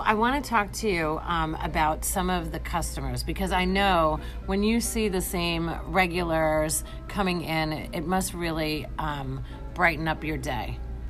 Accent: New York, United States; now in St. Petersburg, Florida, United States; I'm from New York

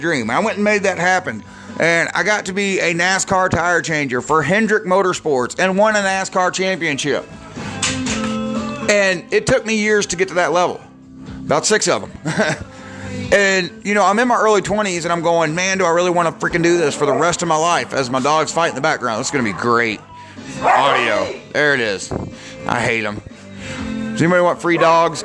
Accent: Georgia, United States; I'm from Georgia.

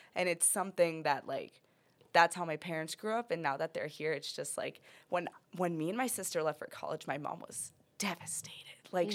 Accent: United States; I was born in the United States, but I am a Mexican citizen as well

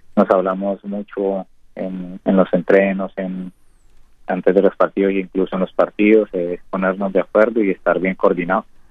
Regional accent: Purificación, Tolima, Colombia; moved away as an adult; now in Uruguay; soy de purificación en el Tolima.

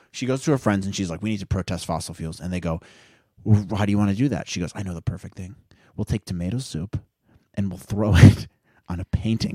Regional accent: Midwest, United States; growing up in the Midwest

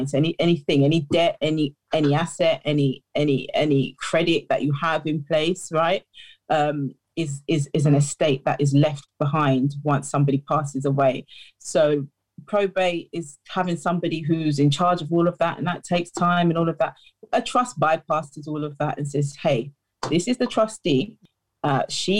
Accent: United Kingdom; I am a British born Ghanaian.

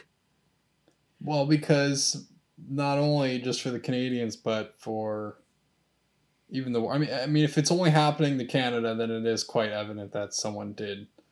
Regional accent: United States; I'm an American

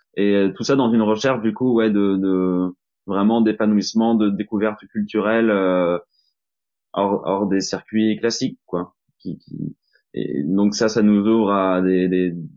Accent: Normandy, France; je suis français, je suis normand

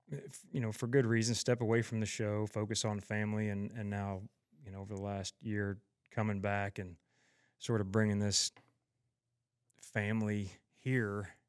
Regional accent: Tulsa, Oklahoma, United States; I grew up here in Tulsa, a production company my dad started almost 40 years ago, and grew up just doing production

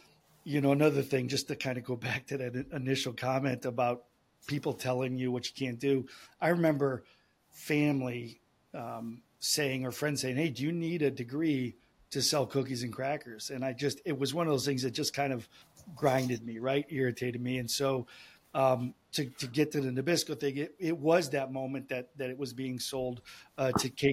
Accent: Cleveland, Ohio, United States; I grew up in Cleveland, Ohio, the west side of Cleveland.

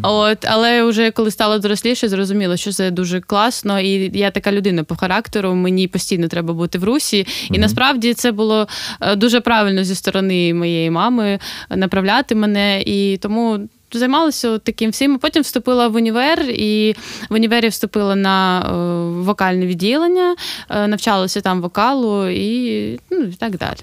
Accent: Sloviansk, Donetsk Oblast, Ukraine; now in Kolomyia, Ukraine; Я зі Слов'янська

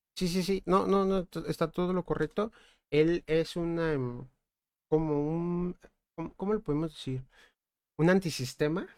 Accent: Mexico; nosotros somos mexicanos

